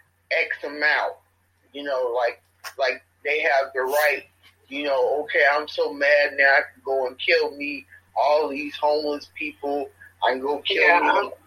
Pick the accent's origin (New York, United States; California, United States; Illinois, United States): Illinois, United States; Chicago; moved away; I come from Chicago, and Chicago is a real high crime.